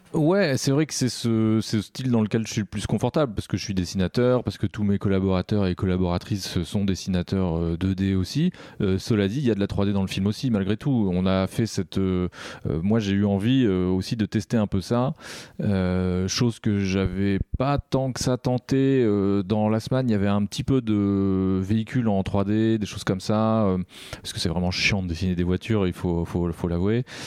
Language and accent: French; France; on est des Français